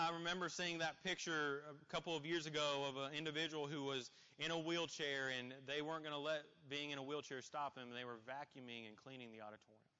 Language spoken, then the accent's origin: English; Columbus, Indiana, United States; I grew up in Columbus, Indiana